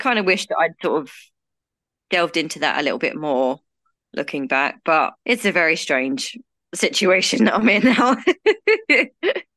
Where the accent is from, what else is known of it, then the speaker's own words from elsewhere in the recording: United Kingdom; I'm from the U K, as you can probably tell from my accent